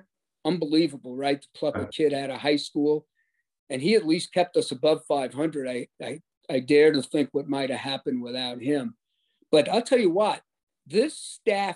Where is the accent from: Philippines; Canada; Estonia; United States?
United States; New York; I'm a New Yorker